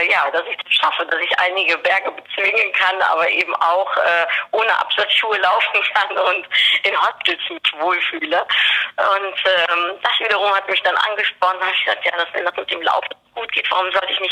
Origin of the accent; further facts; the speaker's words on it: Netherlands; ich bin Holländerin